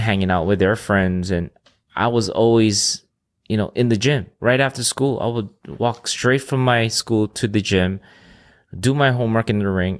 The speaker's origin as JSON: {"language": "English", "area": "Oahu", "region": "Hawaii", "country": "United States", "tie": "born or raised there", "also_born_or_lived": "Philippines", "first_language": "Filipino, Ilocano", "second_language": "English", "said": "I was born in Hawaii, um, in Oahu"}